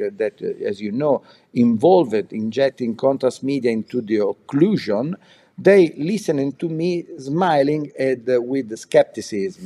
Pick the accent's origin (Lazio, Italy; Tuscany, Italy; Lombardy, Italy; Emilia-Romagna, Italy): Lombardy, Italy; Milan; I was born in Milan, and I study in medicine